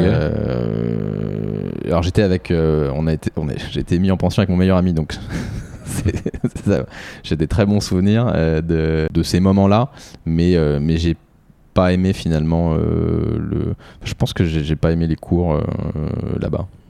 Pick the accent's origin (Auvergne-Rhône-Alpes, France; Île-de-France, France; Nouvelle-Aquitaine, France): Île-de-France, France; Boulogne-Billancourt; also born or lived in Sèvres / Brittany; j'ai grandi en Ile-de-France, je suis né à Sèvres et j'ai grandi à Boulogne